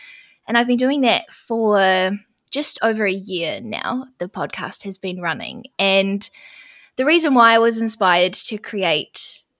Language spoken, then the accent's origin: English; New Zealand; I'm from New Zealand, if you can't tell from my accent already.